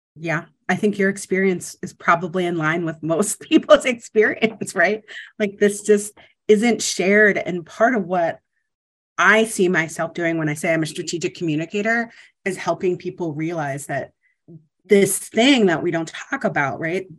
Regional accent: Ohio, United States; moved away; I'm from Ohio originally

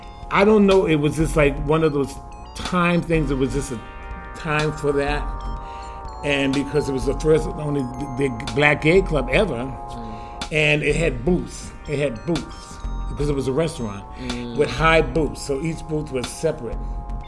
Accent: Brooklyn, New York, United States; now in Boston, United States; I'm 70 years old. I'm originally from Brooklyn, New York, but I've been in Boston most of my life.

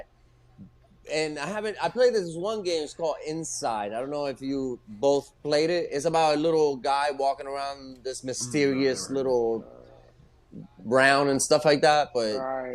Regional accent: New Jersey, United States; I'm from New Jersey

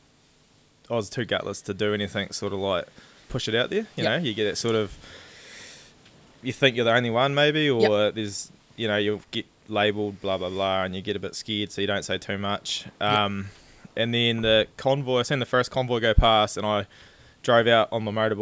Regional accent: Southland, New Zealand; I'm from Southland. I'm a farmer.

